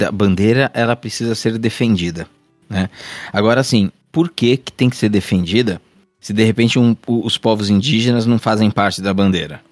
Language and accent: Portuguese; Brazil; Eu também sou brasileiro